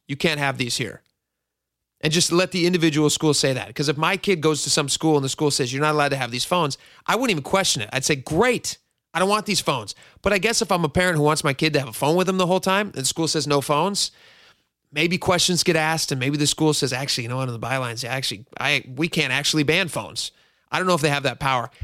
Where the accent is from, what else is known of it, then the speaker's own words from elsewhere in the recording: Washington, United States; also born or lived in Hawaii; I grew up in Washington